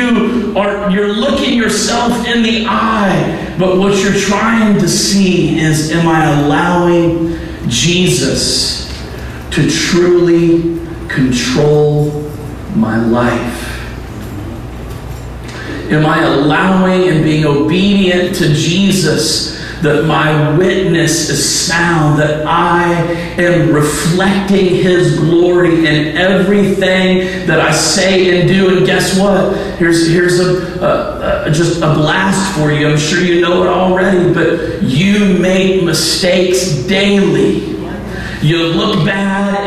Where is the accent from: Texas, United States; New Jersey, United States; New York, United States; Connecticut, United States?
Texas, United States; moved away; I am from Texas.